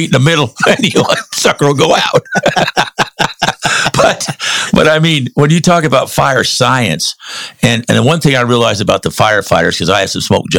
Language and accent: English; United States; moved away; I'm from Lake Tahoe area.